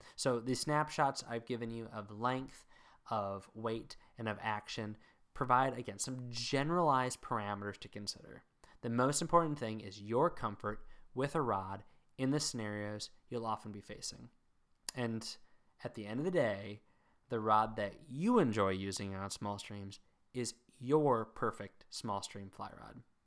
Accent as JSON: {"language": "English", "region": "Mid-Atlantic", "country": "United States", "tie": "born or raised there", "also_born_or_lived": "Northern Virginia / Maryland / south central Pennsylvania", "moved": "yes", "lives_now": "New England, United States", "said": "I grew up in the mid Atlantic"}